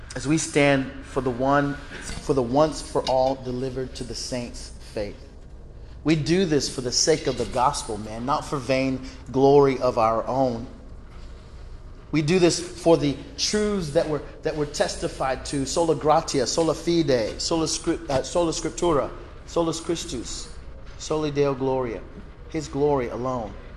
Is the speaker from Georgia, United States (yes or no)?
yes; Georgia, United States; my home state of Georgia